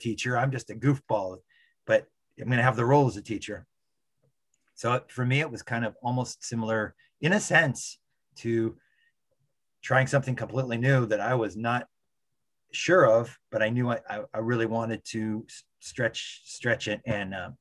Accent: California, United States; also born or lived in San Francisco; I come from California

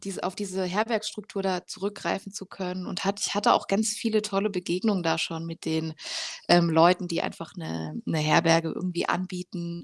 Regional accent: Rhineland-Palatinate, Germany; now in Leipzig, Germany; ich komme eigentlich aus der Pfalz, da ist meine Familie auch noch

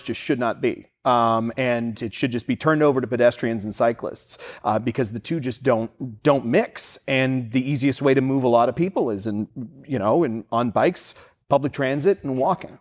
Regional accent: Boston, Massachusetts, United States; moved away; I'm from the Boston area and did a lot of commuting in the city

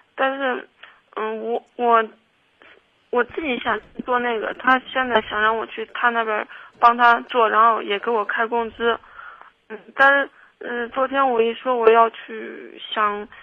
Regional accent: Kaifeng, Henan, China; also born or lived in Zhengzhou; 我家老家开封的，然后我们家人现在就基本上我爸妈都来郑州了。

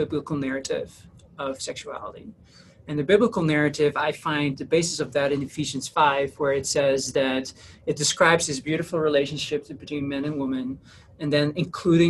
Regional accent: Netherlands; moved away; I'm originally from the Netherlands. That's where I grew up.

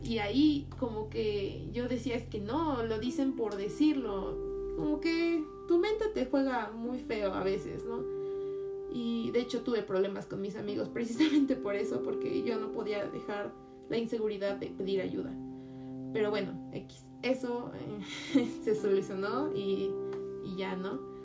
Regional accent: Mexico City, Mexico; yo soy de Ciudad de México

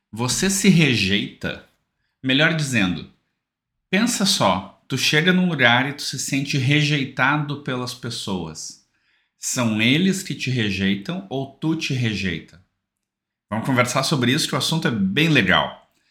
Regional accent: South Region, Brazil; eu sou aqui do Sul

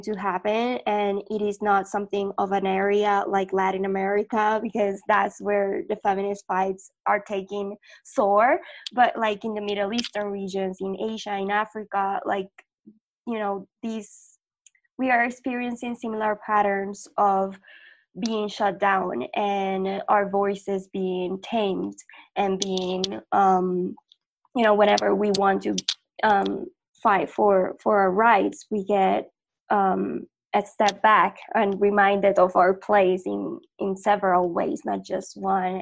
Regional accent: Puerto Rico; now in Mexico; living in Mexico, I'm from Puerto Rico, and living here in Mexico

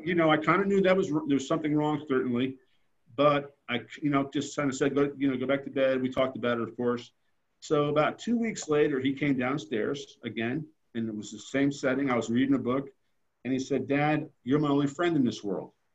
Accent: Paramus, New Jersey, United States; moved away as an adult; now in South Carolina, United States; I'm from Paramus, New Jersey

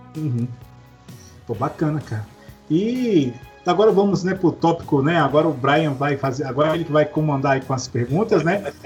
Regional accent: Minas Gerais, Brazil; eu sou mineiro, né? Então criado no interior

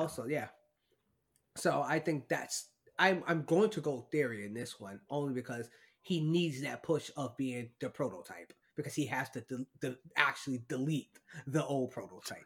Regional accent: New York, United States; as a New Yorker

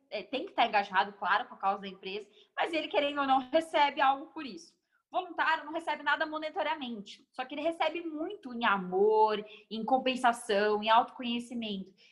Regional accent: Guarulhos, São Paulo, Brazil; Emi, eu, eu, nasci em São Paulo, mas eu sou guarulhense de coração, moro aqui desde, desde mais novinha.

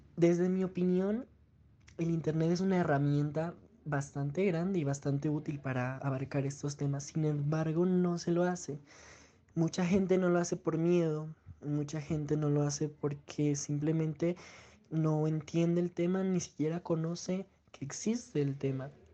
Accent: Pasto, Nariño, Colombia; soy de Pasto Nariño.

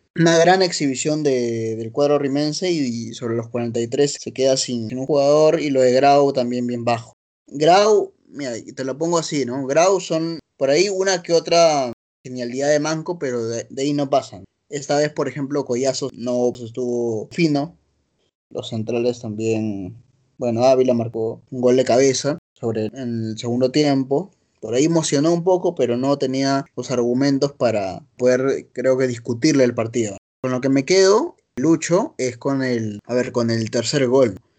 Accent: Lima, Peru; also born or lived in Barranco, Lima; Toda mi vida he vivido en Jesús María, te cuento. Y un par de años en, Barranco, ¿no? Pero siempre he estado acá en el corazón Jesús Mariano.

